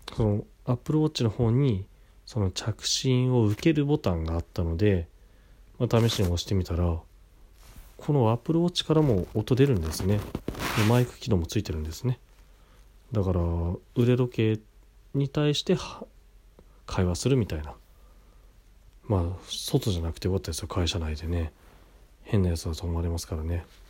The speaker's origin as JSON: {"language": "Japanese", "town": "Kashiwa", "region": "Chiba", "country": "Japan", "tie": "born or raised there", "said": "柏市の僕の地元"}